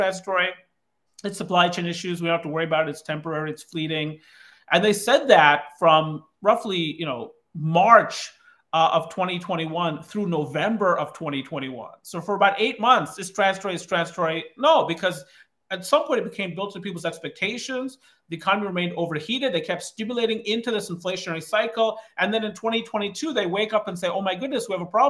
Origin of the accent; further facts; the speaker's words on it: Kankakee County, Illinois, United States; now in Baltimore, United States; I grew up in Kankakee County, Illinois, where the unemployment rate in the early 1980s was above 20%.